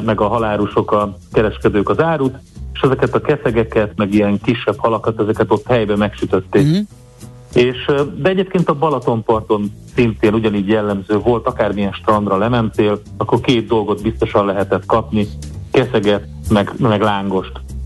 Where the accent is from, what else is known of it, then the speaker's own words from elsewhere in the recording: Hungary; én olyan helyeken nőttem fel, Duna mellett főleg, de különböző kis tavaknál